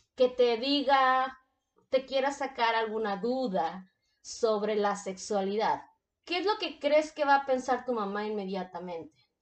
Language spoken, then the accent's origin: Spanish; Mexico; yo soy de México. Mis papás son de México